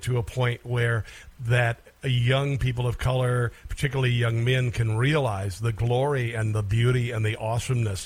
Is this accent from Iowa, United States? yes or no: yes; Iowa, United States; I'm this kid from Iowa, right? We had a couple, two black kids in our school